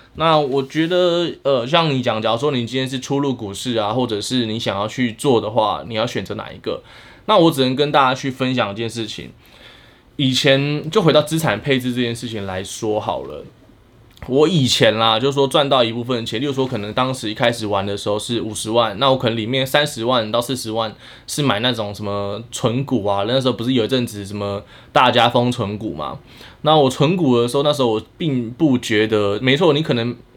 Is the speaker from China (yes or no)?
no; Miaoli County, Taiwan; moved away as an adult; now in Taipei, Taiwan; 我在台北的时间，说真的已经超越我在苗栗的时间，但是确实我在苗栗长大的